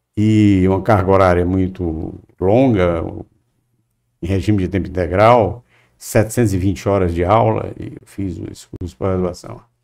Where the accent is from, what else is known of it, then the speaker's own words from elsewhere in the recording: Fortaleza, Ceará, Brazil; Eu nasci em Fortaleza, é, sou filho de um casal também de Fortaleza